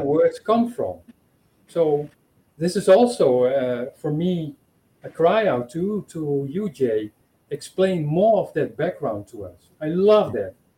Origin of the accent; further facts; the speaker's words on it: Netherlands; moved away as an adult; now in Portugal; I am from the Netherlands, but I live here in Portugal.